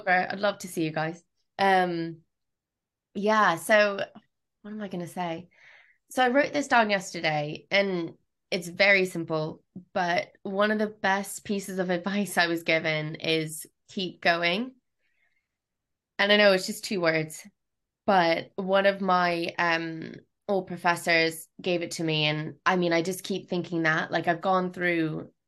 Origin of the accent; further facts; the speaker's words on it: Jefferson Hills, Pennsylvania, United States; moved away as an adult; also born or lived in Ireland / Australia; now in London, United Kingdom; home for me isn't necessarily like where I grew up